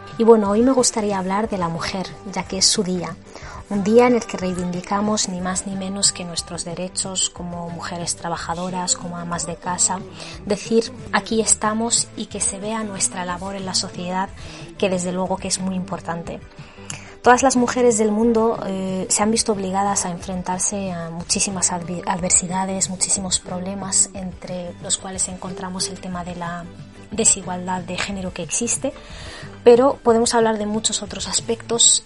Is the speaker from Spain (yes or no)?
no; Western Sahara; sin la mujer saharaui nuestra lucha no tendría sentido